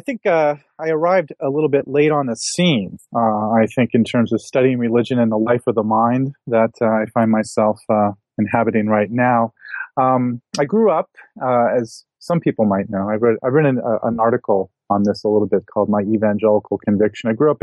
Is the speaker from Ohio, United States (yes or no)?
yes; Akron, Ohio, United States; and I grew up in Akron, outside of Akron, Ohio, in a kind of lower middle class family.